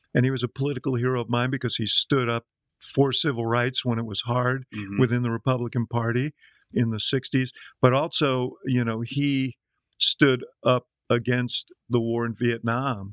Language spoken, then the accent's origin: English; New York City, New York, United States; I grew up in New York City